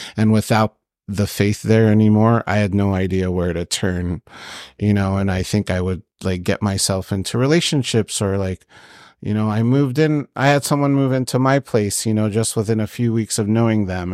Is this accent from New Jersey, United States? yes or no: no; Long Beach, California, United States; I was born here in Long Beach. My parents did immigrate from Egypt here